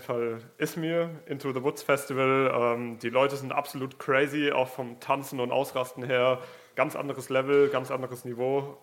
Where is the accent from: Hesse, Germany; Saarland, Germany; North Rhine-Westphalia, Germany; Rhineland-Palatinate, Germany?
Hesse, Germany; Gelnhausen; now in Giessen, Germany; komme aus Gelnhausen, wohne mittlerweile in Gießen